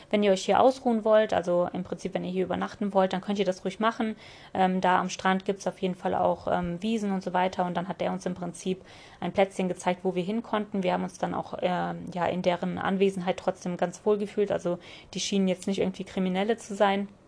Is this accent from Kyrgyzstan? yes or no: yes; Kyrgyzstan; born there; habe ich einfach mittlerweile schon gesagt, aus Kirgistan, weil ich bin ja aus Kirgistan